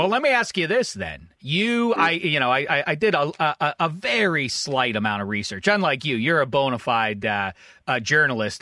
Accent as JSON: {"language": "English", "town": "Pittsburgh", "region": "Pennsylvania", "country": "United States", "tie": "born or raised there", "said": "I went to my hometown of Pittsburgh, PA"}